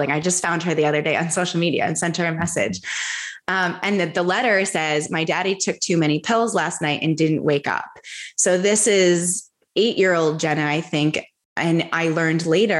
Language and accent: English; United States; I grew up in America